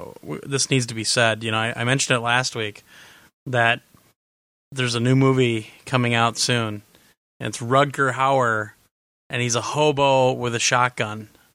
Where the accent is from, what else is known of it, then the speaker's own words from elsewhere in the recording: Overland Park, Kansas, United States; now in Indianapolis, United States; By the way, I grew up in Overland Park, Kansas. Oh, I think Glenn might know where I'm talking about. But I live just south of Indianapolis now.